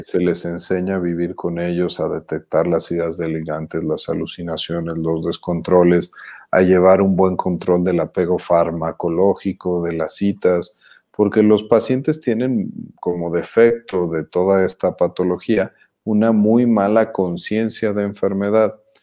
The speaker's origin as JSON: {"language": "Spanish", "region": "Jalisco", "country": "Mexico", "moved": "yes", "lives_now": "Mexico City, Mexico", "said": "somos jalisquillos avecindados en la Ciudad de México, somos chilangos ya desde hace un rato"}